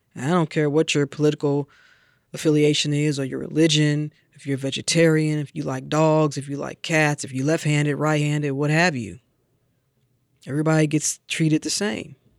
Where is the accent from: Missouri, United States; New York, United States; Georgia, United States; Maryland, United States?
Missouri, United States; St. Louis; I grew up in Saint Louis listening to Jack Buck on Cardinals broadcast with my father